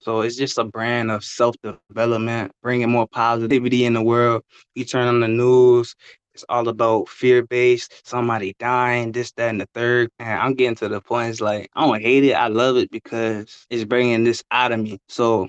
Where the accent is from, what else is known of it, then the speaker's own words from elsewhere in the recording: Richmond, Virginia, United States; I'm from Richmond, Virginia. Gotta represent 804